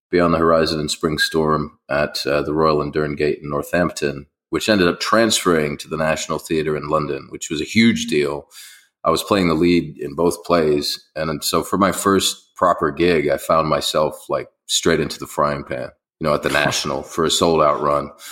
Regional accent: Beirut, Beirut Governorate, Lebanon; born there; I was born in Beirut actually in Lebanon, and you yes. know I've been traveling ever since then.

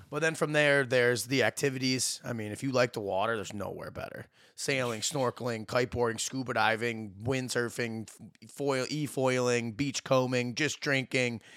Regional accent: Dexter, Michigan, United States; moved away as an adult; now in British Virgin Islands; I am from Dexter, Michigan, just outside Ann Arbor, born and raised here.

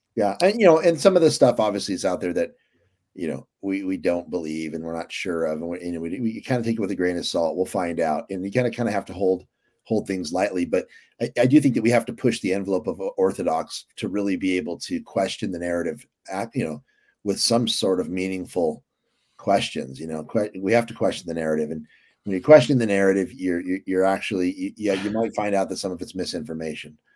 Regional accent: California, United States; we're Californians

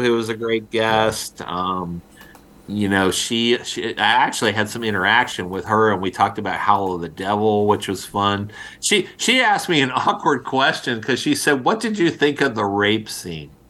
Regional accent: outside of Philadelphia, Pennsylvania, United States; I grew up outside of Philadelphia

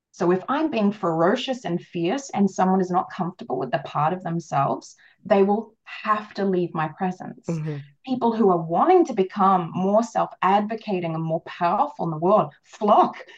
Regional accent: Australia; I am Australian

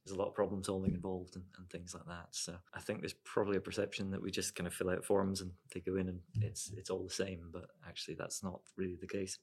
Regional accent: Dumfries, Scotland, United Kingdom; also born or lived in Ireland / Edinburgh; I grew up in Dumfries. I was born in Ireland

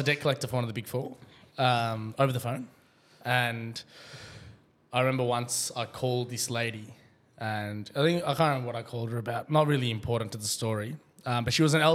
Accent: Australia; I was born in Australia

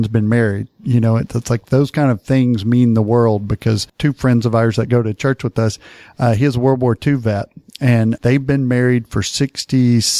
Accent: Paris, Texas, United States; I grew up in Paris, Texas, just a little south of Ardmore, Oklahoma.

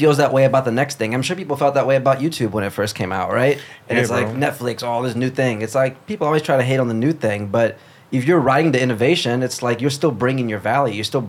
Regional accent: Chicago, Illinois, United States; also born or lived in Brazil; I grew up in Chicago.

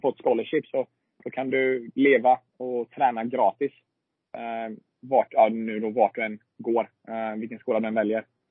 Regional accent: Sweden; moved away as an adult; also born or lived in Alabama; now in United States; jag hemma i Sverige i 16 månader

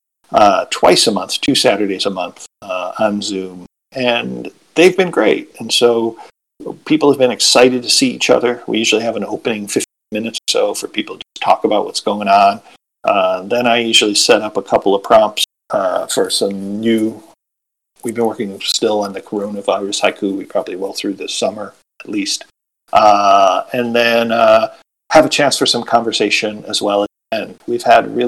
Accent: Buffalo, New York, United States; I was from Buffalo

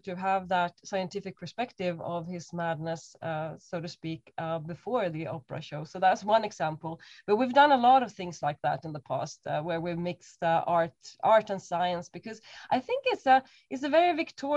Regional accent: Stockholm, Stockholm County, Sweden; moved away as an adult; also born or lived in Cambridge; now in Berlin, Germany; I was born in Stockholm, up in the sort of mid to north. So I'm coming from very cold conditions.

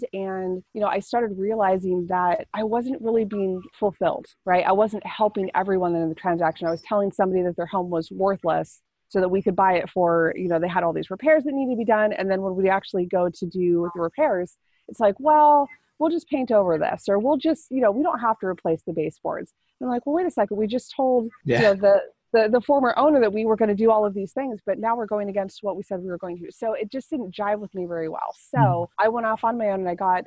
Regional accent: California, United States; I grew up in California.

